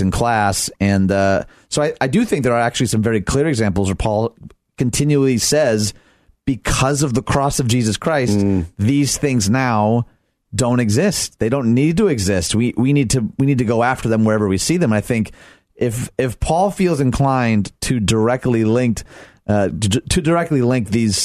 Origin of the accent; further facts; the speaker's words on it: Detroit, Michigan, United States; moved away as an adult; I grew up in Detroit